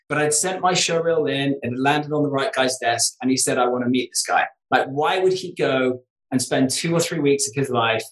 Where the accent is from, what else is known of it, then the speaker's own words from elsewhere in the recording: United Kingdom; moved away as an adult; also born or lived in New York; being British and being in New York.